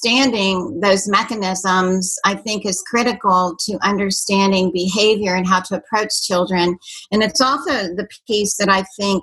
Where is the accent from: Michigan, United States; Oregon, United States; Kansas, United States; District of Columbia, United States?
District of Columbia, United States; Washington; moved away; also born or lived in Fort Worth, Texas; But I grew up in the Washington, D.C. area